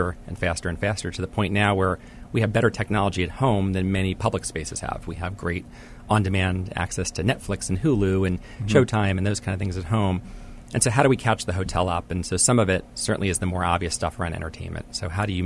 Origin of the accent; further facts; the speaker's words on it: Pennsylvania, United States; I grew up in Pennsylvania